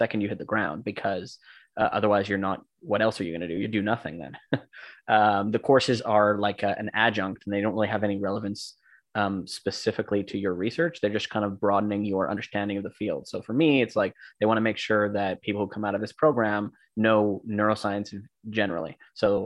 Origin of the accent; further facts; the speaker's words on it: Vancouver, British Columbia, Canada; moved away; I'm from Vancouver.